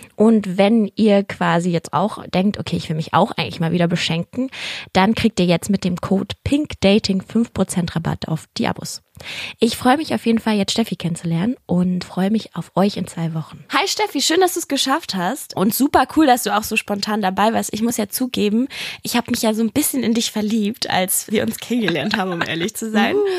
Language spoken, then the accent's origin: German; Berlin, Germany; ich bin ja auch Berlinerin